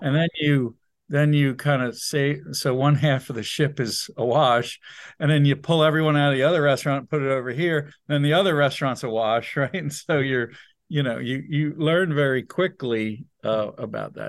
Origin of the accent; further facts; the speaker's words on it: New Jersey, United States; moved away; also born or lived in Wilmington, Delaware; We're all from New Jersey